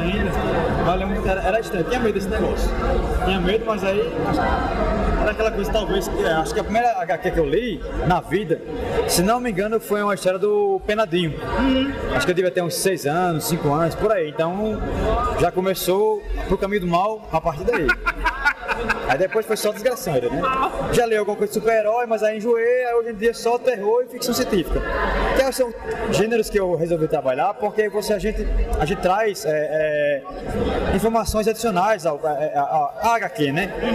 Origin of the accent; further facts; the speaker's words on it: Natal, Rio Grande do Norte, Brazil; a gente é do Nordeste, né, do Natal